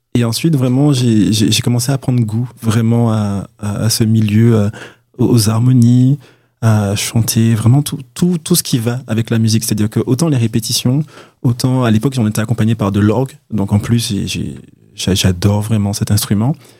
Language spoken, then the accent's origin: French; Martinique; je suis de Martinique